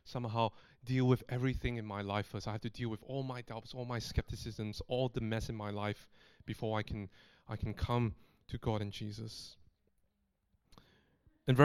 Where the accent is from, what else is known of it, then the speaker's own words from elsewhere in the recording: Singapore; moved away as an adult; now in Australia; I've lived overseas, coming up to 9 years, away from my hometown in Singapore